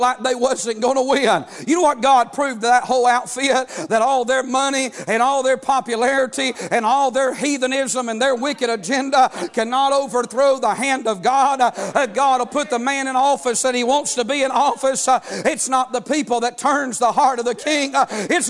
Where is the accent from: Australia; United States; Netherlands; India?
United States; As an American